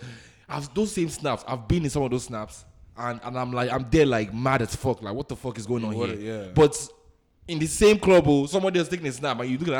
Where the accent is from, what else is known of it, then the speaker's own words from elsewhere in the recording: Nigeria; moved away; if all of us Nigerians in diaspora are doing well outside of the country